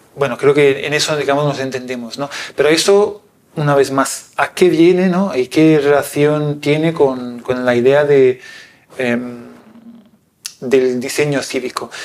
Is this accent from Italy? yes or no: yes; Italy; moved away; un pueblo pequeñito como es el mío que se llama Cornausonio